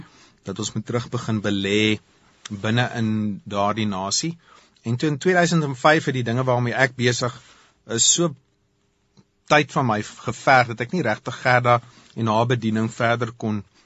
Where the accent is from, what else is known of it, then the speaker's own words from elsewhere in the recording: South Africa; ons het as Afrikaners